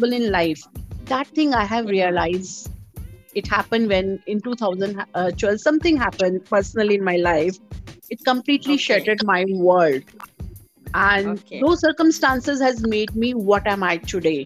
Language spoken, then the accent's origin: English; Delhi, India; moved away as an adult; now in Hyderabad, India; I'm born and brought up in Delhi in a middle class family